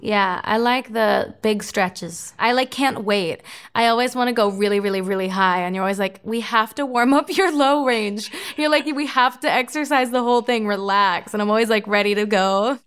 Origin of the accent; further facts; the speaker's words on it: Florida, United States; my hometown, Florida's hockey team